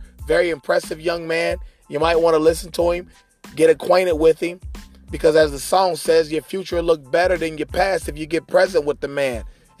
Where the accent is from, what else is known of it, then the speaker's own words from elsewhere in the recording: Cincinnati, Ohio, United States; My hometown team